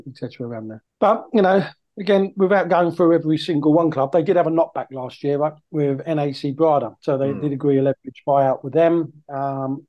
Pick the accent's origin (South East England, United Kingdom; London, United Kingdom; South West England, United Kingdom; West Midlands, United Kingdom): South East England, United Kingdom; near Gillingham; I grew up near Gillingham